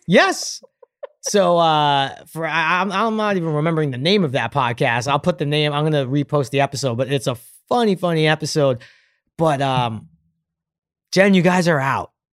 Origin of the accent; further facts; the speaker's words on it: New York, United States; growing up in New York